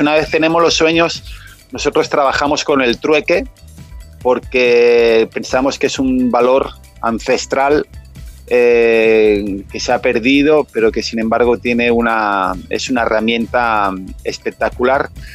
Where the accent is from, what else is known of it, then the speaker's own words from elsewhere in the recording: Catalonia, Spain; moved away as an adult; yo en mi país hacía de esto